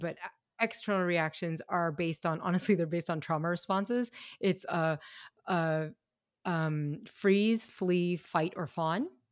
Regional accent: Kentucky, United States; I grew up in Kentucky

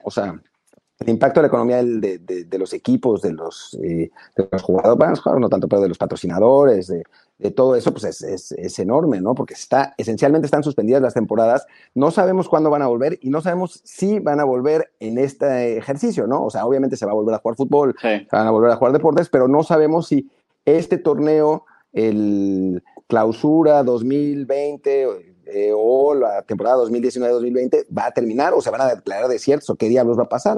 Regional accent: Mexico; moved away; como mexicanos

